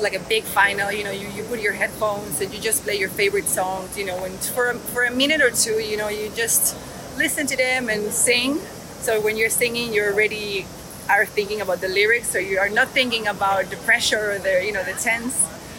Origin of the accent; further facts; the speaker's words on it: Venezuela; I grew up in Venezuela